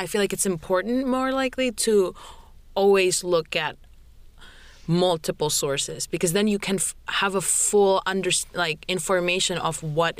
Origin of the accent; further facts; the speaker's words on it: Indonesia; moved away; I'm from Indonesia.